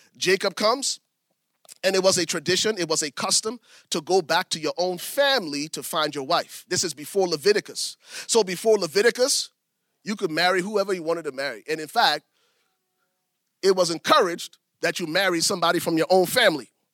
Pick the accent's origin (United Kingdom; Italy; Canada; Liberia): Liberia; I'm from Liberia